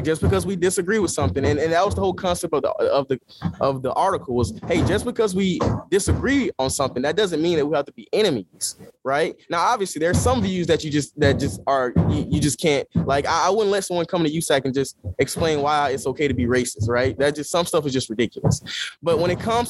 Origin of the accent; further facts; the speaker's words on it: Georgia, United States; moved away as an adult; now in Los Angeles, United States; I'm from Georgia. I'm from the South